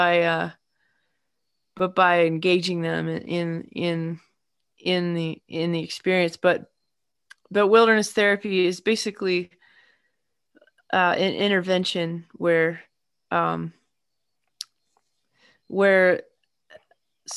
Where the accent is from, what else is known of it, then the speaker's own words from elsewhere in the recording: north of Baltimore, Maryland, United States; also born or lived in Massachusetts; now in Asheville, United States; I am originally from the hilly part of Maryland, kind of north of Baltimore, near the Pennsylvania line